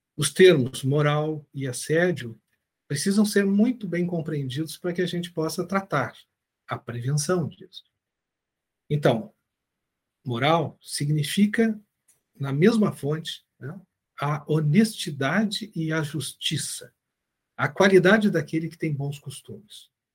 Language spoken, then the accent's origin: Portuguese; Brazil; somos brasileiros